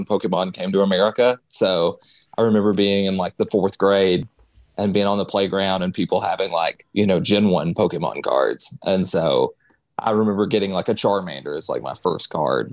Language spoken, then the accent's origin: English; Morristown, Tennessee, United States; also born or lived in Knoxville, Tennessee; now in Memphis, United States; Knoxville, I lived there for 10 years. I'm originally from Morristown